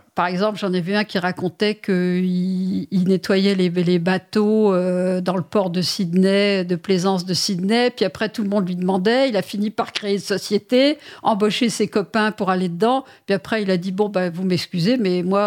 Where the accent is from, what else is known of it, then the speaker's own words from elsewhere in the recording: Paris, Île-de-France, France; je suis parisienne pur jus